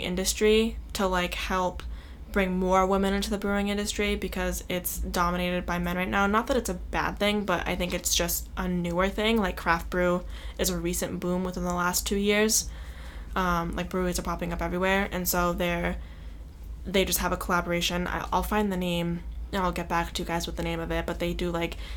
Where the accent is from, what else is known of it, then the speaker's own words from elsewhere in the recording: Massachusetts, United States; we're from Mass.